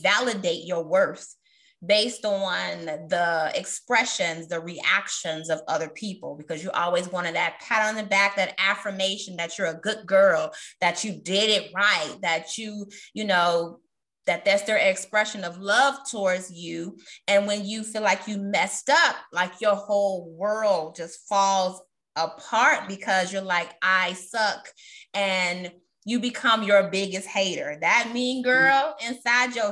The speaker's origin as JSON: {"language": "English", "town": "Chicago", "region": "Illinois", "country": "United States", "said": "I'm also a Chicagoan."}